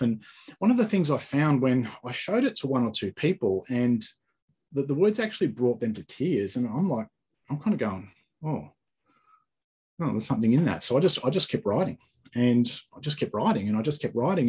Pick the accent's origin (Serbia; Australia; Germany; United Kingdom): Australia; also born or lived in Sunshine Coast, Queensland; I talk a bit different to you. So um, I'm from Australia